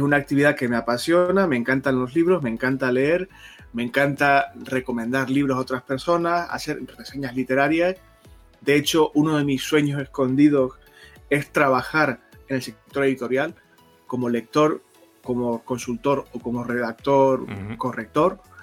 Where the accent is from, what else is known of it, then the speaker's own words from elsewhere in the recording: Canary Islands, Spain; moved away; yo soy de Canarias